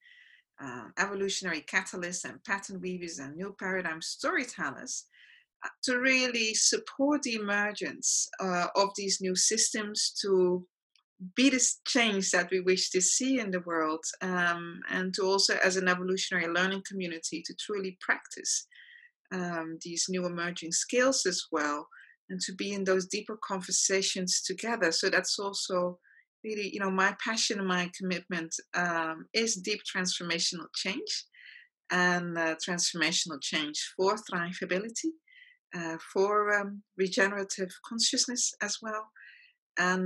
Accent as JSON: {"language": "English", "country": "Netherlands", "tie": "born or raised there", "also_born_or_lived": "South Africa / Australia", "moved": "as an adult", "lives_now": "Mauritius", "said": "I was born in the Netherlands and lived there for the first half of my life, and then lived in South Africa, Australia, and recently Mauritius."}